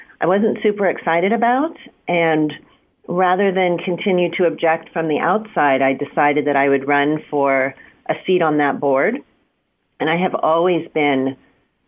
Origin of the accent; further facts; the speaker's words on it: Pittsburgh, Pennsylvania, United States; moved away as an adult; now in Santa Clara County, United States; I was born and raised in Pittsburgh